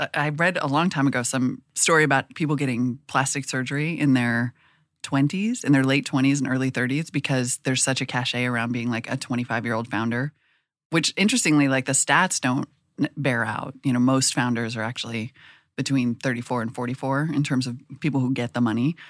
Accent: Montana, United States; moved away as an adult; also born or lived in North Dakota; now in Oakland, United States; I grew up in Montana and North Dakota in almost equal numbers of years. There's more years in Montana. Anyway, lived there. I was born there. I lived there till I was ten. Then I went to North Dakota.

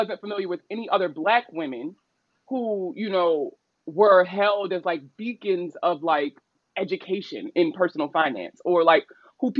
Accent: Baltimore, Maryland, United States; I'm from Baltimore

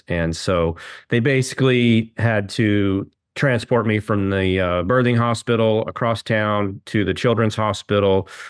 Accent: Kansas City, Missouri, United States; Well, I was born and raised in Kansas City.

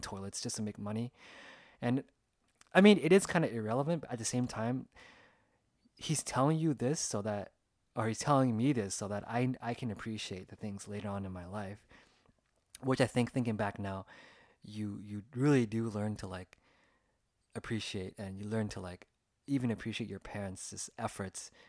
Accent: California, United States; growing up through the eyes of like an Asian American as a second generation here in California in the United States

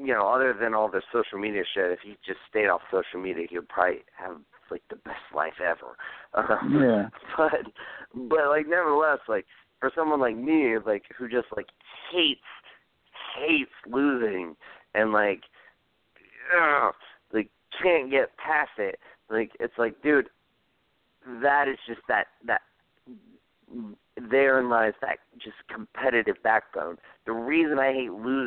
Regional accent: Georgia, United States; I'm from Georgia

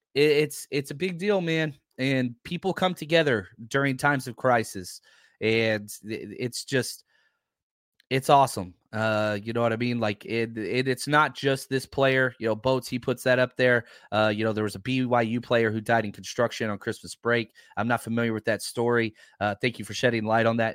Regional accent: Texas, United States; I grew up in Texas

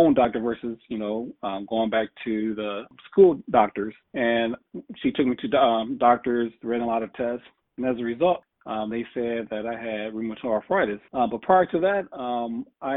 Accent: Toledo, Ohio, United States; And I'm from Toledo

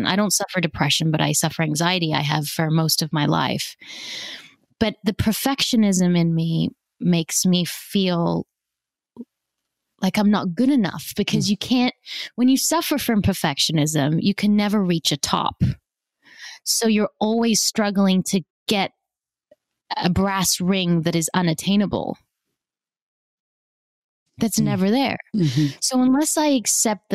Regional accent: Australia; also born or lived in South Africa; I was born in South Africa, immigrated to Australia when I was 5.

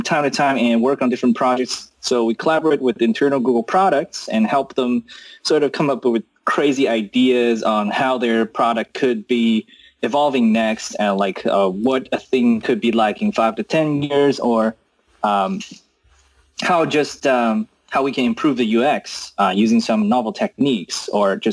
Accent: China; moved away as an adult; also born or lived in United States; I was born in China and, then I went to US for college.

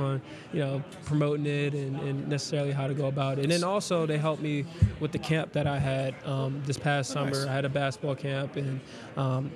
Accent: Washington, District of Columbia, United States; I'm from the Washington D.C. area.

